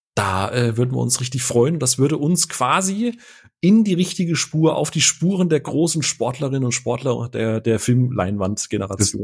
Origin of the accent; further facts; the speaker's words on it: Karlsruhe, Baden-Württemberg, Germany; als gebürtiger Karlsruhe